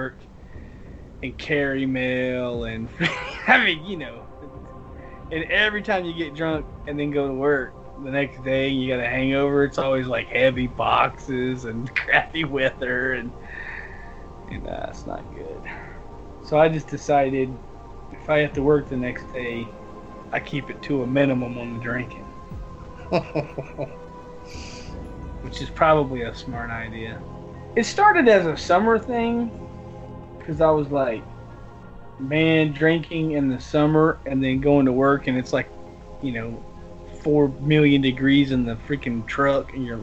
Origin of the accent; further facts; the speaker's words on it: the South, United States; accent: southern; my southern accent